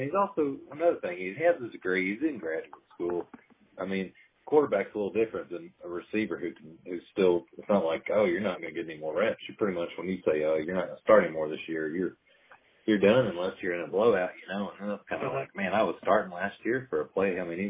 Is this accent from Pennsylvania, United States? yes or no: no; Arkansas, United States; growing up in Arkansas